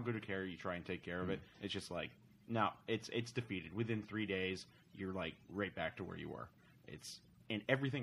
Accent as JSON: {"language": "English", "region": "New England", "country": "United States", "tie": "born or raised there", "said": "I grew up in New England"}